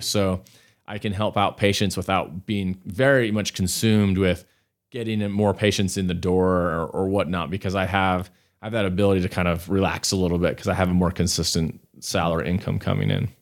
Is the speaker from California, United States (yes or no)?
no; Salt Lake City, Utah, United States; also born or lived in New York; I grew up here in Salt Lake. So I am a, I'm a local